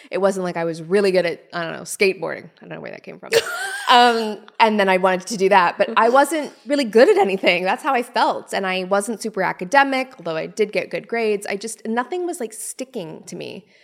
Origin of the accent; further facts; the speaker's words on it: Canada; So, from under the age of, say, 10, it was me, my mom, my brother. We lived in this little teeny tiny house.